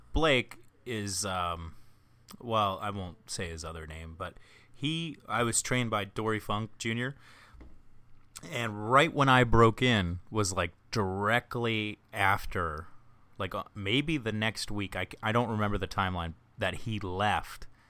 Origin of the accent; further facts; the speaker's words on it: Ocean City, United States; my hometown of Ocean City